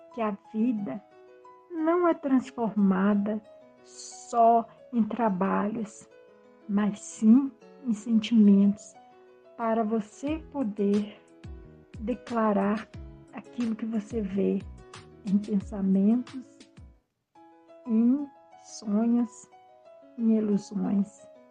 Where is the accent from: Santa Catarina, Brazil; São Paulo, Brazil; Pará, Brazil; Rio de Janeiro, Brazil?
Rio de Janeiro, Brazil; also born or lived in Brasília; now in Brumado, Brazil; Nasci no Rio de Janeiro em 1960, na favela da Rocinha. Mas morei em Brasília e atualmente minha morada é na Bahia, Brumado.